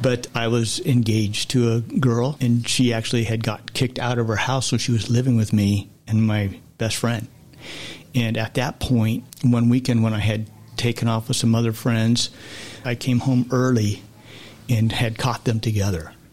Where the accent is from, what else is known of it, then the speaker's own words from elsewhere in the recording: Southern California, United States; growing up in Southern California